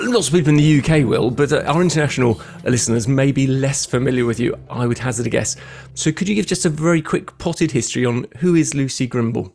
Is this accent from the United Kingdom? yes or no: yes; London, United Kingdom; moved away as an adult; now in Bournemouth, United Kingdom; I moved from London to Bournemouth about six years ago, having been born there